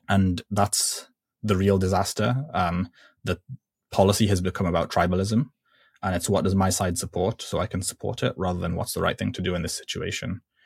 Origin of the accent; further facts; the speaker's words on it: Libya; I'm from Libya